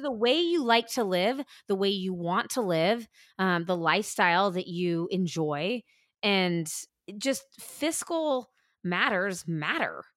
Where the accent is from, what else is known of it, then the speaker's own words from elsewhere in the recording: California, United States; moved away as an adult; also born or lived in New York; growing up in California and then spending fifteen years in New York